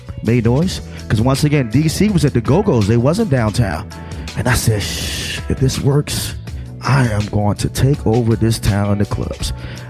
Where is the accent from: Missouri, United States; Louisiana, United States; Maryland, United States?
Maryland, United States; Baltimore; moved away as an adult; now in Washington, D.C., United States; I've been in D.C. now 20 plus years. I'm originally from Baltimore.